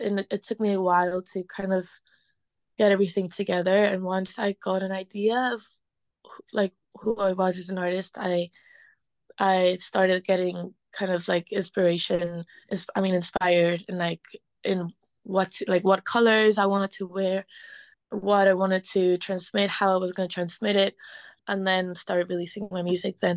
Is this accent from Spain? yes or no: yes; Spain; moved away as an adult; also born or lived in Liverpool, United Kingdom; now in London, United Kingdom; growing up in Spain